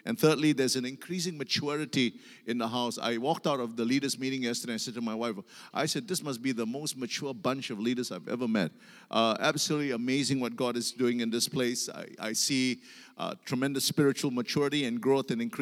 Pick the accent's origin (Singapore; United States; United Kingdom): Singapore; I come from Singapore